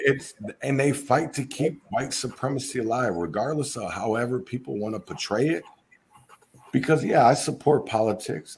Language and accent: English; Minneapolis, Minnesota, United States; I'm from Minnesota, Minneapolis